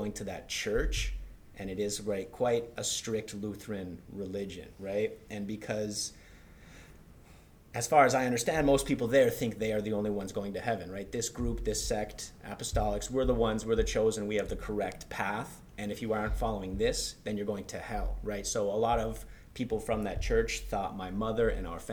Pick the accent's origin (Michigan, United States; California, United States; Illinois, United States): Michigan, United States; Hancock; moved away as an adult; also born or lived in Prague, Czech Republic / Spain; I'm from Hancock. We grew up, our fathers were good friends from the UP